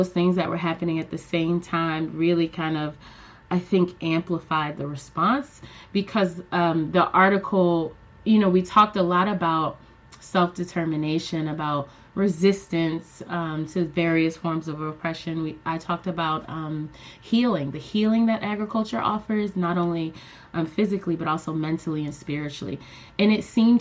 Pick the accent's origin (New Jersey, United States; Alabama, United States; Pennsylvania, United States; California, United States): Pennsylvania, United States; Philadelphia; I am in Philadelphia, Pennsylvania. That's my hometown, West Philly to be specific. And yeah, this is where I was born and raised